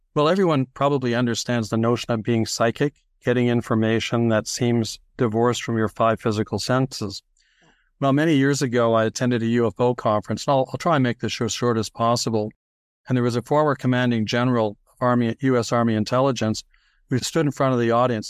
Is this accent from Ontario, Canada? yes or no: yes; Toronto, Ontario, Canada; also born or lived in New York City, United States; they moved to Toronto. And so I grew up there